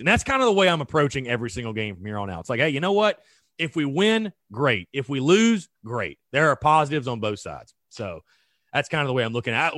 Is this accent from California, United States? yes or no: no; North Augusta, South Carolina, United States; I'm from North Augusta